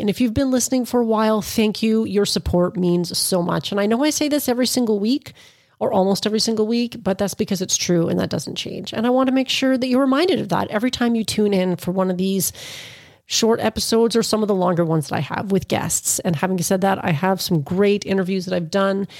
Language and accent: English; Canada; as a Canadian